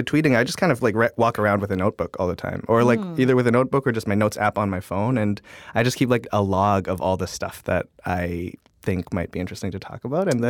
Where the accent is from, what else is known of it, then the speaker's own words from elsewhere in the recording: Toronto, Ontario, Canada; moved away as an adult; now in United States; I grew up, like, right downtown in Toronto.